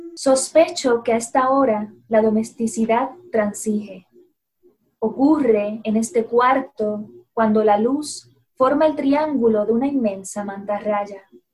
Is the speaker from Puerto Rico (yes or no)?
yes; Puerto Rico; como puertorriqueños